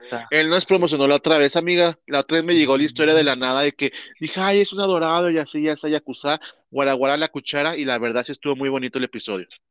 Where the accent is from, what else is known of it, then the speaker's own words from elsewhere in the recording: Mexico; accent: Mexican Spanish; nosotros somos la cultura mexicana